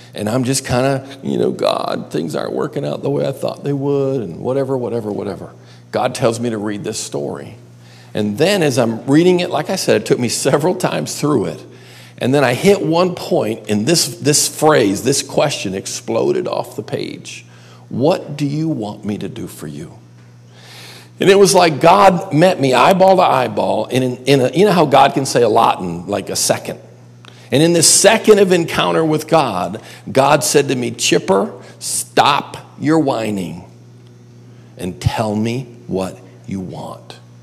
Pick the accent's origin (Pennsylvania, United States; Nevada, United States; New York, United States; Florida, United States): New York, United States; Buffalo; now in Myrtle Beach, United States; I grew up across the lake in Buffalo